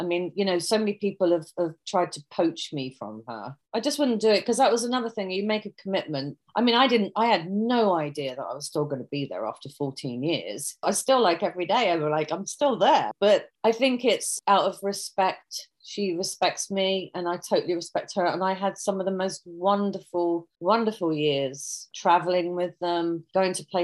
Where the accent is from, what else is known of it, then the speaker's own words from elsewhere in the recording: United Kingdom; accent: British; moved away; I have the British accent